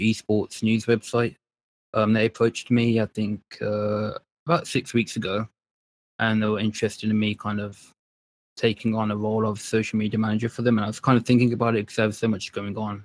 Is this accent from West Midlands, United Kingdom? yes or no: yes; Birmingham, West Midlands, United Kingdom; also born or lived in London; I was, uh, born in London and then now I was raised in Birmingham in, uh, the U K